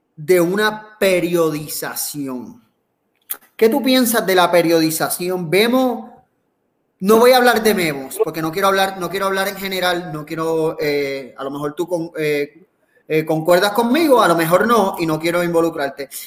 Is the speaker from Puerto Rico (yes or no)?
yes; Puerto Rico; del gran país que tenemos, de Puerto Rico